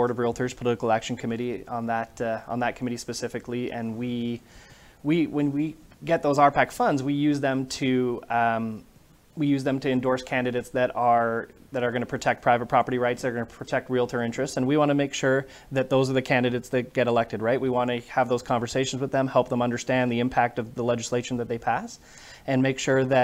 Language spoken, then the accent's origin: English; Vancouver, British Columbia, Canada; moved away as an adult; now in United States; And I moved here from Vancouver, Canada about, uh, well, 21 years ago. I've actually been in the US longer than I've been in Canada now.